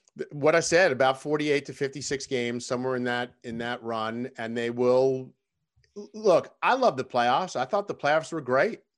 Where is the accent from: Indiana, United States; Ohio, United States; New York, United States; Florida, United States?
New York, United States; Long Island; moved away as an adult; also born or lived in Salisbury, Maryland / Birmingham, Alabama / Baltimore; I grew up on Long Island